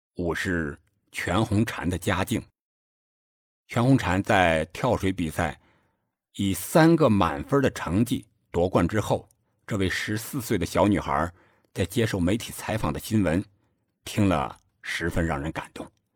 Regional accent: China; 作为中国人的我们

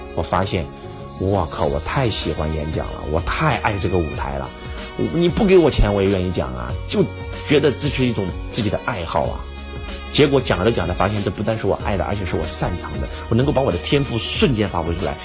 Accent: China; also born or lived in Zhengzhou / Luoyang; now in Shenzhen, China; 我们中国人

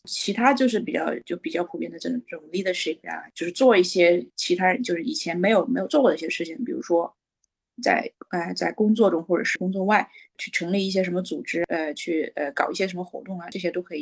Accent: China; also born or lived in Beijing; 我其实是中国土生土长地长大，嗯，我妈妈是老师

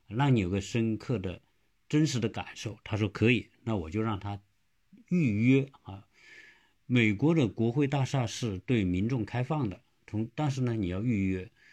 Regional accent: China; 我们中国人

